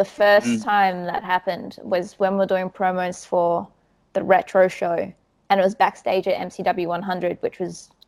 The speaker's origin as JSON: {"language": "English", "town": "Perth", "region": "Western Australia", "country": "Australia", "tie": "born or raised there", "also_born_or_lived": "Sydney", "moved": "as an adult", "lives_now": "Perth, Australia", "said": "I grew up in Perth. That's where most of my family are."}